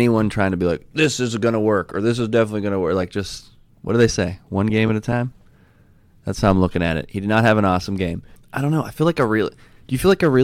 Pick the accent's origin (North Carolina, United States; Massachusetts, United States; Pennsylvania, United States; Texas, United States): Pennsylvania, United States; Pittsburgh; I'm from Pittsburgh